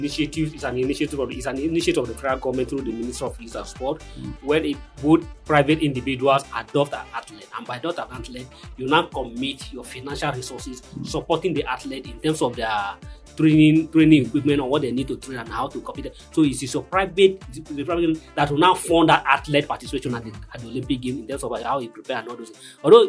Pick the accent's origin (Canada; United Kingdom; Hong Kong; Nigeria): Nigeria; as a Nigerian